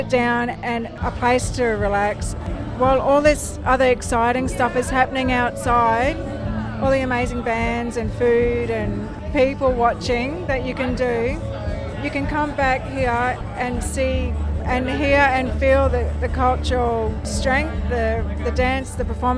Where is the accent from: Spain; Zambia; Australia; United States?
Australia; Minjerribah, North Stradbroke Island, Queensland; I'm from Minjiriba, North Stradbroke Island